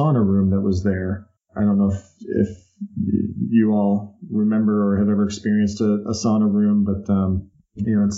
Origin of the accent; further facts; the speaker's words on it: West Jordan, Utah, United States; moved away as an adult; also born or lived in North Salt Lake City, Utah; When I was 9 years old, we moved from North Salt Lake City to out to the suburbs of West Jordan, Utah, and lived there throughout the rest of my adolescence